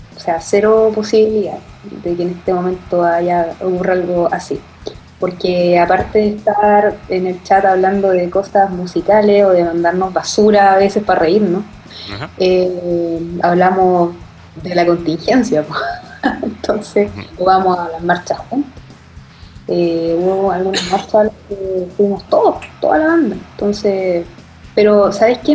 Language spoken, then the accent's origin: Spanish; Chile; como latinoamericanos, como, y, específicamente como chilenos